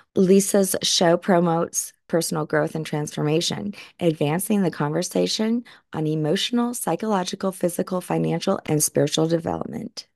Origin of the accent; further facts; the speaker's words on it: New Orleans, Louisiana, United States; moved away; I'm from New Orleans